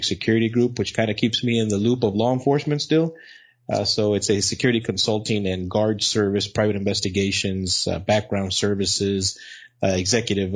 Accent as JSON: {"language": "English", "town": "El Paso", "region": "Texas", "country": "United States", "tie": "born or raised there", "also_born_or_lived": "Odessa, Texas", "said": "I was born in El Paso, Texas"}